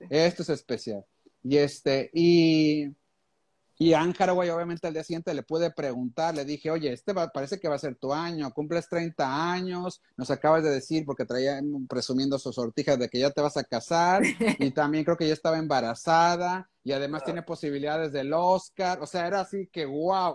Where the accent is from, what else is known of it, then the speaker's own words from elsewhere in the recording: Monterrey, Nuevo León, Mexico; como buen regiomontano